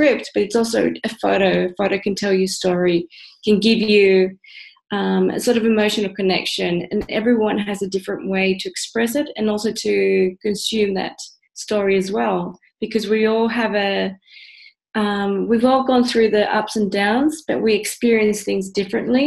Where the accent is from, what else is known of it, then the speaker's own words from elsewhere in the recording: Australia; moved away as an adult; also born or lived in Central America; now in Netherlands; I grew up in Australia, moved to the Netherlands, but I was born in Central America